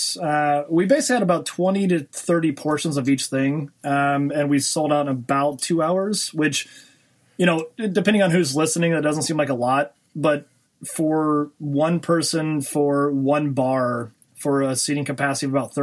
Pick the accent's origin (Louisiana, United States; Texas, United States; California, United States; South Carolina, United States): Louisiana, United States; Lake Charles; I was born in Lake Charles, Louisiana. So I'm a Cajun boy.